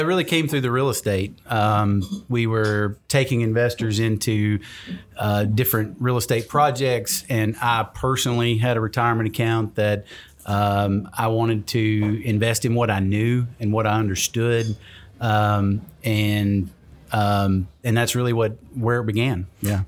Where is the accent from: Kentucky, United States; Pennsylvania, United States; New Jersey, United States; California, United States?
Kentucky, United States; I started a business in my home town